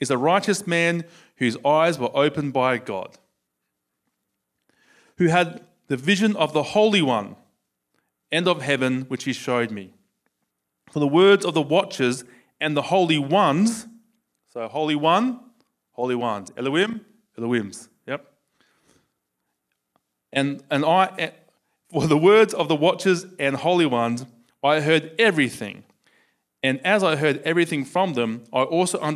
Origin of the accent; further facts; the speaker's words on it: Australia; accent: Australian; my Australian accent